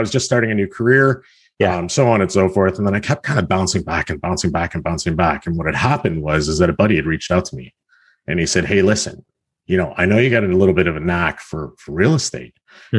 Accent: Halifax, Nova Scotia, Canada; now in Hamilton, Canada; I'm from the Hamilton area. I moved here from Halifax, Nova Scotia back in 2004. So I've been here about 16, 17 years.

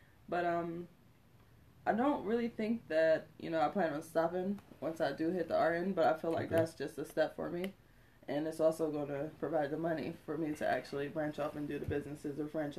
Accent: Philadelphia, Pennsylvania, United States; I'm also from Philly.

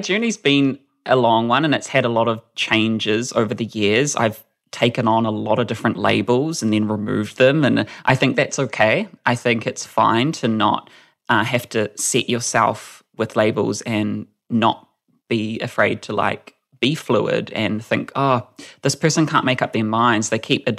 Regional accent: Whakatane, Bay of Plenty, New Zealand; moved away as an adult; now in Auckland, New Zealand; I moved to Auckland because I'm a small town person. I'm from Whakatane. And so there was kind of no one like me in high school

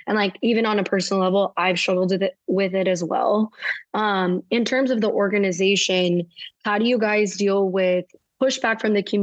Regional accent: Miami, Florida, United States; moved away; I'm originally from Miami

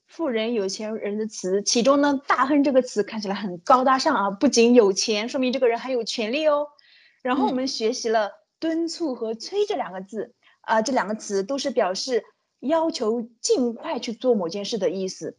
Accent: China; 已经靠近我们中国人的眉毛和睫毛了

